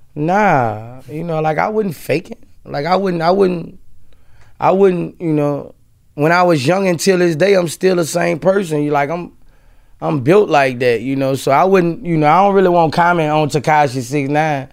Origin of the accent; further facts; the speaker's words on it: Louisiana, United States; in Louisiana, like, I was raised there